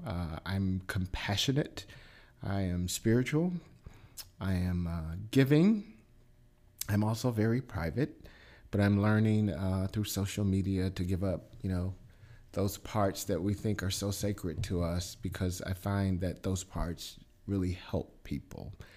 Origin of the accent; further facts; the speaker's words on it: Milwaukee, Wisconsin, United States; moved away; also born or lived in Chicago / Atlanta / Anguilla, Mississippi; I'm originally from Milwaukee